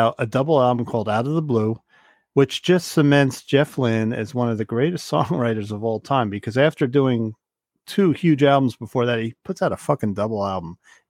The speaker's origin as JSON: {"language": "English", "country": "Ireland", "said": "I was going to say I'm Irish. I can't do it, but obviously Scott could do it."}